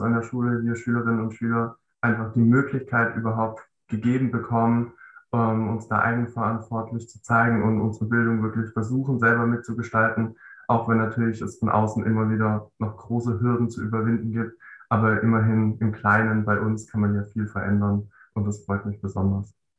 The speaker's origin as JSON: {"language": "German", "region": "Baden-Württemberg", "country": "Germany", "said": "10. Klasse ist bei uns in Baden-Württemberg ja noch so aufgeteilt"}